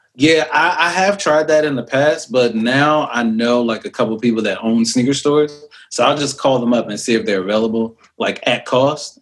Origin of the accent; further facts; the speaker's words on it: New York City, New York, United States; moved away; also born or lived in Philadelphia; I lived in Brooklyn and mm. uh, Lil Kim actually used to live across